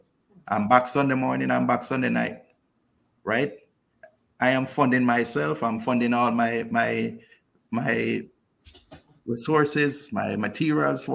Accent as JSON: {"language": "English", "town": "Kingston", "country": "Jamaica", "moved": "yes", "lives_now": "Cayman Brac, Cayman Islands", "said": "I'm originally from Kingston"}